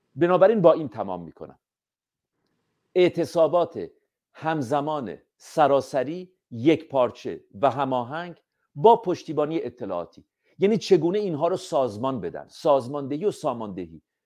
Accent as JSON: {"language": "Persian", "country": "Iran", "said": "ما ایرانی هستیم"}